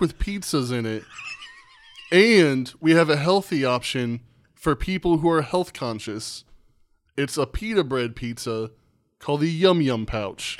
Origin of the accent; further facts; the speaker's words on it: Indiana, United States; I was born and raised here